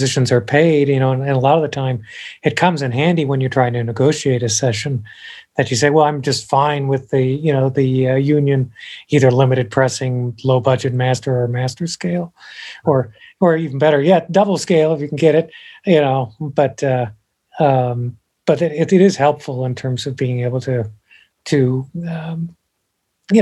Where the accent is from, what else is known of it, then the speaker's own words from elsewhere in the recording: Champaign, Illinois, United States; moved away as an adult; now in Nashville, United States; I'm from Champaign, Illinois originally.